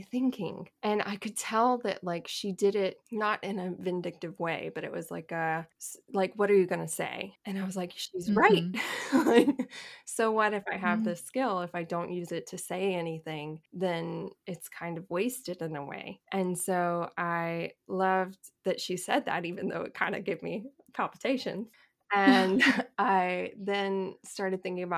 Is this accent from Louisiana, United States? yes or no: yes; Monroe, Louisiana, United States; accent: Southern; I'm originally from Monroe, Louisiana, which is a relatively medium-sized city in northern Louisiana.